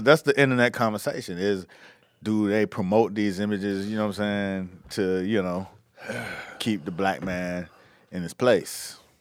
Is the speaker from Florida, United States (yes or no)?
yes; Miami, Florida, United States; I'm from Miami